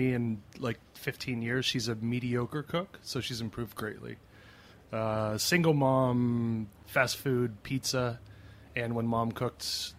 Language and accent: English; Scottsdale, Arizona, United States; moved away; I started cooking back in my hometown in Scottsdale in Arizona.